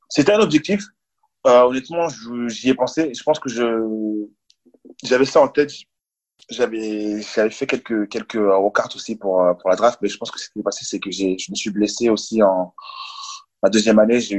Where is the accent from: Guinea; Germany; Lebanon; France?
France; pour moi de revenir en France et vrai que je suis français